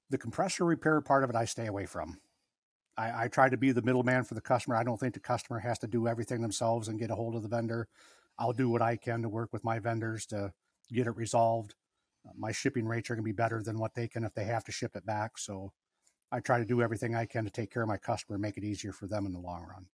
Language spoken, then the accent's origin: English; Harrison, Michigan, United States; also born or lived in Lansing, Michigan; I was born in Lansing, moved to Harrison when I was about three